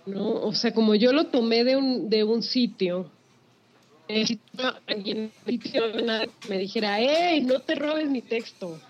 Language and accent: Spanish; Sinaloa, Mexico; es muy de mi tierra sinaloense